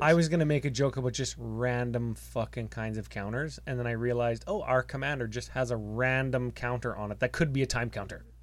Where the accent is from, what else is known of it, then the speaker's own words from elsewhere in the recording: Canada; We're from Canada